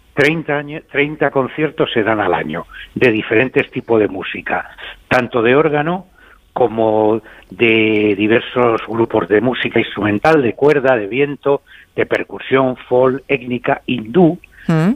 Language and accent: Spanish; Madrid, Community of Madrid, Spain; moved away as an adult; now in Abarca de Campos, Spain